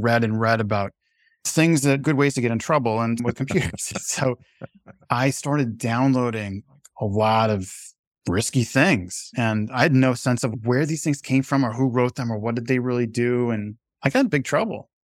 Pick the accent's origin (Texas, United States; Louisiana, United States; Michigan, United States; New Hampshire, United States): New Hampshire, United States; my local paper where I grew up here in New Hampshire